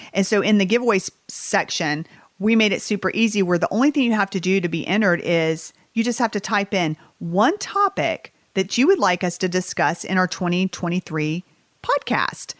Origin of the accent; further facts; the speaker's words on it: Southern United States, United States; accent: Southern; this is my Southern accent